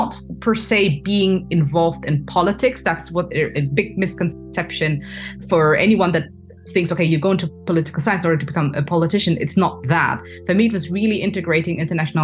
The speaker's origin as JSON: {"language": "English", "town": "Hanover", "region": "Lower Saxony", "country": "Germany", "tie": "born or raised there", "also_born_or_lived": "France", "moved": "as an adult", "said": "I'm originally from Ghana, and I was born and raised in Hanover, Germany."}